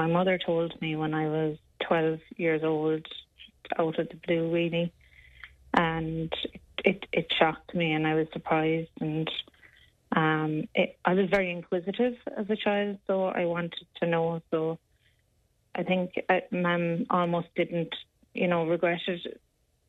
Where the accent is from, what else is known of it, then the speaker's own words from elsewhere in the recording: Ireland; we're Irish